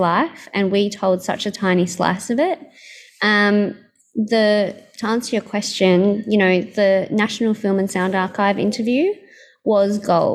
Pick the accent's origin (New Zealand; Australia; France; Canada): Australia; my childhood growing up in Australia